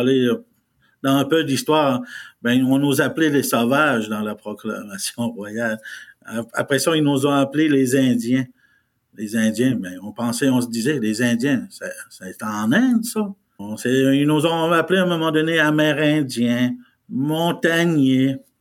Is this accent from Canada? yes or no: yes; Côte-Nord, Quebec, Canada; first language Innu; French is a second language; on fait partie du Canada et du Québec, de la province du Québec, mais dans la région de la Côte-Nord.